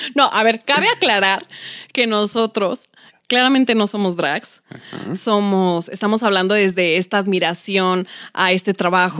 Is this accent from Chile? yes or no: no; Mexico City, Mexico; yo soy de Iztapalapa